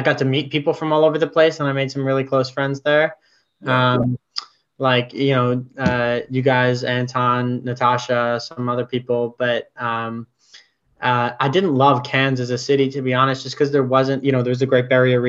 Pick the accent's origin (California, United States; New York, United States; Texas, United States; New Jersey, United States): New York, United States; New York City; moved away; I grew up in New York City